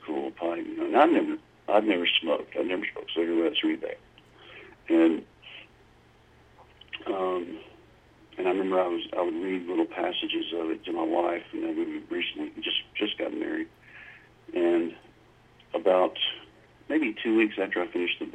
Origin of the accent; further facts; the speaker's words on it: Louisville, Mississippi, United States; also born or lived in Illinois / Meridian, Mississippi / Nashville; I grew up in Mississippi